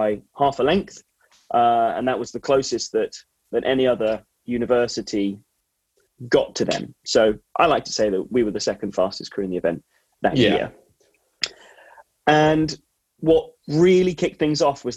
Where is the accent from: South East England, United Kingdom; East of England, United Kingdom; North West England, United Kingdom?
South East England, United Kingdom; Marlow; also born or lived in Abingdon; I was a day boy, and I was commuting from the Marlow area to school every day. So that was like my local club